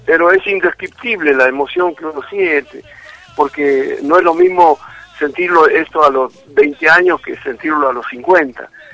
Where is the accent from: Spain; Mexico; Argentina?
Argentina; Santiago del Estero; yo hablo como ya como un argentino, más allá de ser santiagueño